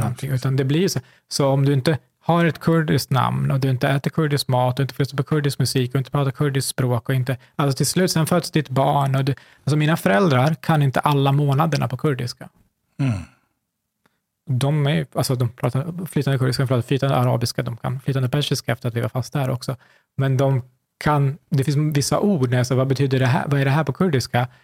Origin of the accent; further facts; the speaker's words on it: Sweden; jag har vuxit upp här